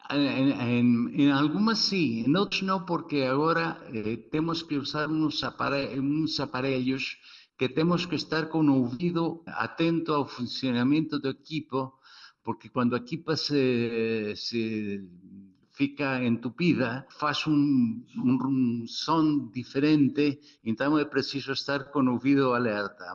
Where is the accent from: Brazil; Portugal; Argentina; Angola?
Argentina; Portuguese is a second language; eu venho da Argentina